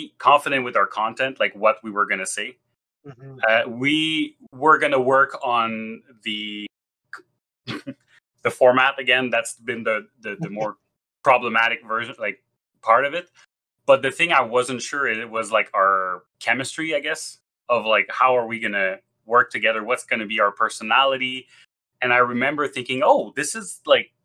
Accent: Quebec, Canada; first language French; English is a second language; I'm from Quebec. I'm Francophone.

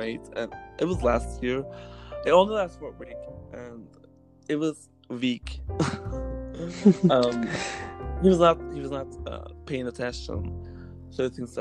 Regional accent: Greve, Zealand, Denmark; moved away; I was born in Denmark. I was born in Greve, which is in Denmark. I was raised in a very green

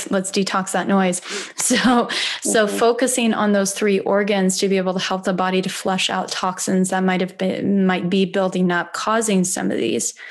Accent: Midwest, United States; moved away; I'm from the Midwest.

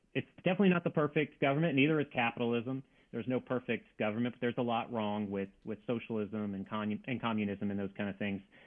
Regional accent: Louisiana, United States; moved away as an adult; also born or lived in North Carolina; I was born and raised in Louisiana

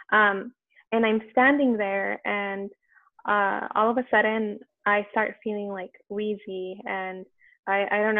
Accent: Los Angeles, California, United States; the community that I'm from because I'm from East

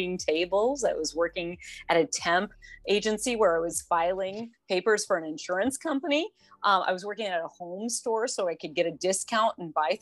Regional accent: Oregon, United States; I grew up in Oregon

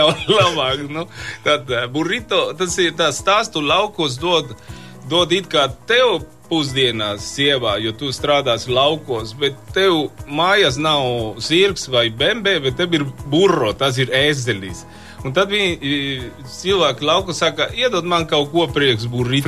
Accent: Mexico; Latvian is a second language; now in Latvia; no, no Meksikas

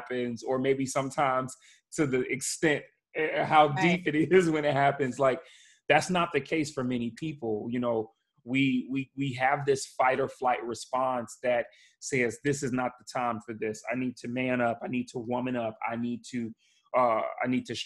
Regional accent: Chicago, Illinois, United States; moved away; I'm from Chicago originally

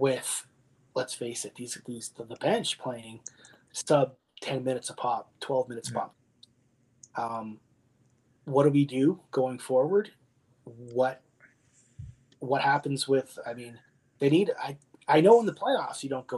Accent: Windsor, Ontario, Canada; I'm from Windsor

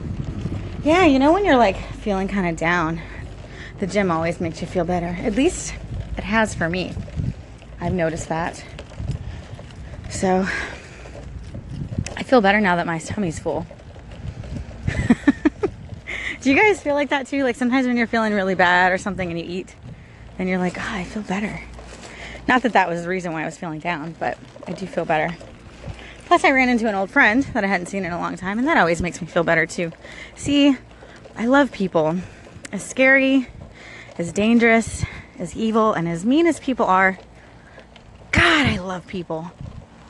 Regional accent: Sumter County, Florida, United States; also born or lived in St. Petersburg, Florida; I was born in St. Petersburg, Florida. Lived there for a couple years. Then we moved to, like, way out in the boondocks where I grew up, in this place called Sumter County.

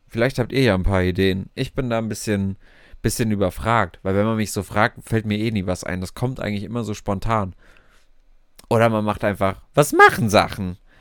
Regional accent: Frankfurt, Hesse, Germany; ich äh, komme aus Frankfurt

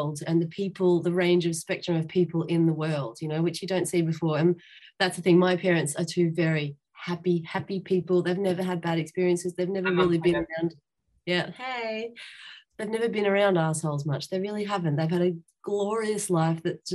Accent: Melbourne, Victoria, Australia; I'm from Melbourne, which was the most lockdown city in the world

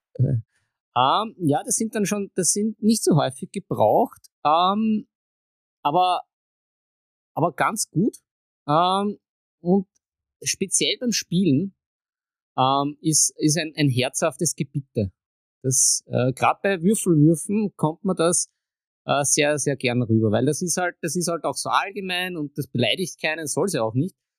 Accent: Vienna, Austria; als Wiener

